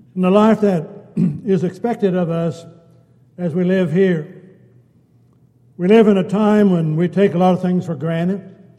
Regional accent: United States; we're American citizens

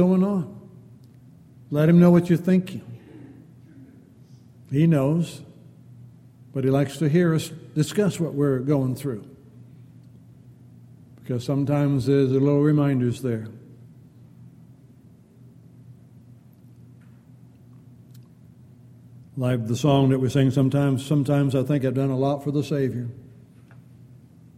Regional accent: California, United States; moved away; growing up in California out in the hills

